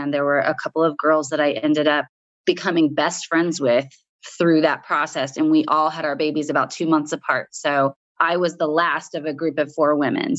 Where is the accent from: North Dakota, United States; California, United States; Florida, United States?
Florida, United States; Pensacola; moved away as an adult; also born or lived in Kona, Hawaii; I'm from Pensacola, Florida, in the Panhandle originally